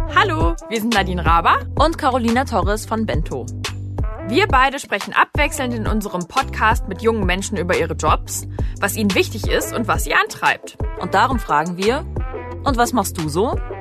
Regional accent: Cologne, North Rhine-Westphalia, Germany; ich komme aus Köln.

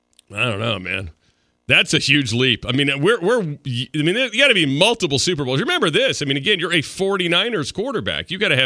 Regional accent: Atlanta, Georgia, United States; I'm from Atlanta, Georgia.

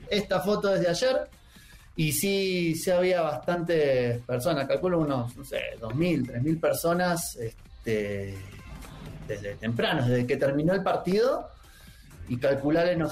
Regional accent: Buenos Aires, Argentina; now in Mexico; De, Buenos Aires. Soy de, Buenos Aires, soy porteño, chef.

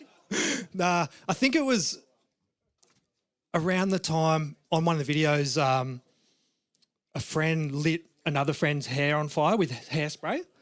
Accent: Perth, Western Australia, Australia; also born or lived in Margaret River; I grew up in Perth

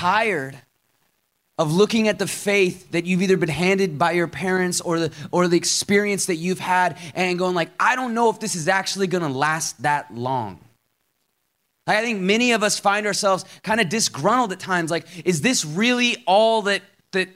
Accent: Seattle, Washington, United States; moved away as an adult; now in Atlanta, United States; I grew up in Seattle, Washington. I moved out to Atlanta, Georgia in 2013 to help start a church

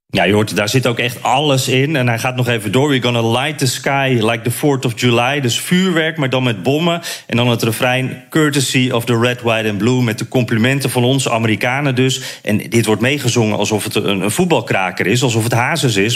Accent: Netherlands; als Nederlander

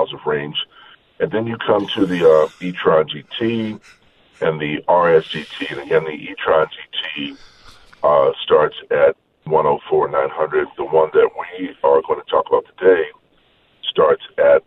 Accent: Baltimore, Maryland, United States; I grew up in Baltimore

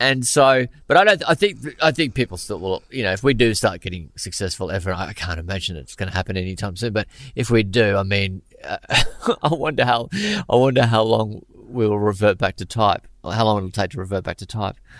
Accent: Brisbane, Queensland, Australia; when I was growing up in Brisbane in the, um, going to school in Brisbane in the late eighties, early nineties

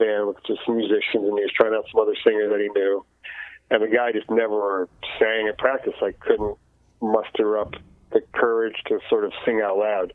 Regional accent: New Jersey, United States; I grew up in New Jersey, and I could take a train to New York City

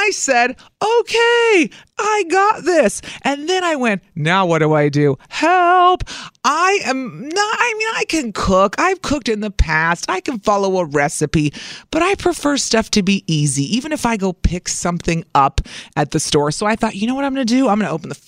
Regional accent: Southern Illinois, United States; now in Milwaukee, United States; I didn't grow up here. I've been here for 20 years. Milwaukee feels like my home, but I grew up in Southern Illinois.

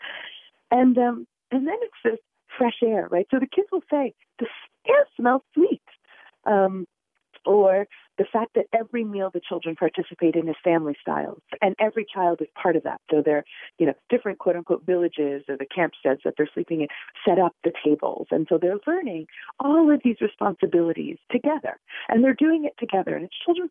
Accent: New York City, New York, United States; I was born and raised in the Bronx. I didn't leave the borough

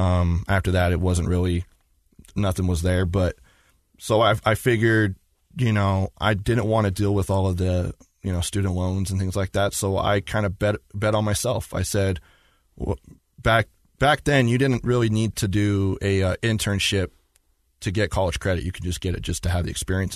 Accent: Magna, Utah, United States; I was born and raised here in Utah, in Magna

